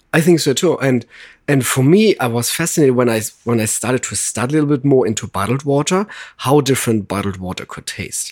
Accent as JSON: {"language": "English", "country": "Germany", "accent": "German", "second_language": "English", "moved": "yes", "lives_now": "Los Angeles, United States", "said": "I'm originally from Germany"}